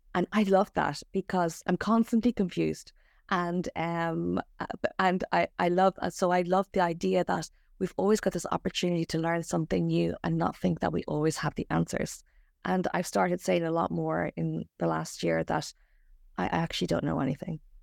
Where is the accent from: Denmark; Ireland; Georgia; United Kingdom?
Ireland; now in Australia; I'm from Ireland